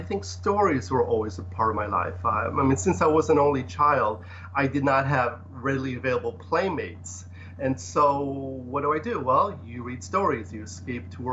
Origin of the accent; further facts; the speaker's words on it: Ohio, United States; born or raised there; English is a second language; moved away as an adult; also born or lived in Poland; now in Los Angeles, United States